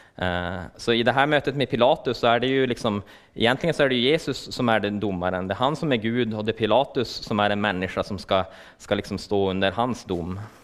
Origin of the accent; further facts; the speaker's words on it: Luleå, Norrbotten County, Sweden; jag kommer från Luleå